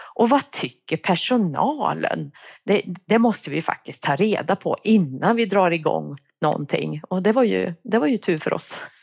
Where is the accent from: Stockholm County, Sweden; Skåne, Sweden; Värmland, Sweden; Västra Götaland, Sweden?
Värmland, Sweden; accent: Värmland dialect; now in Uppsala, Sweden; jag kommer från Värmland. Det kanske hörs. Jag har bott i Uppsala i ja, över 30 år, men den där dialekten den försvinner tydligen inte